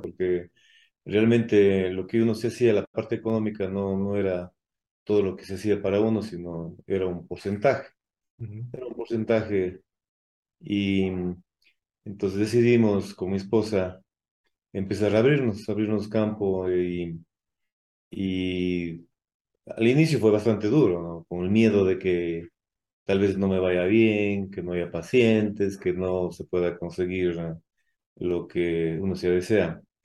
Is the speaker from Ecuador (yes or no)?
yes; Cuenca, Azuay, Ecuador; also born or lived in Mexico City, Mexico; soy de, acá de Ecuador, de, acá de Cuenca.